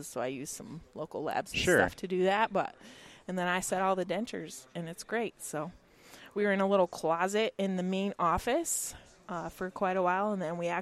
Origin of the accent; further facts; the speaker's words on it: Canandaigua, New York, United States; I'm back in my local, like my hometown. So our practice is in Canandaigua, New York